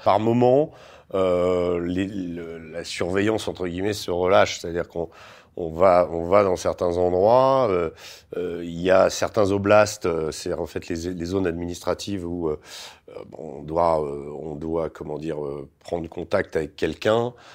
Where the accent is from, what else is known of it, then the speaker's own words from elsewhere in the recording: France; en tant que Français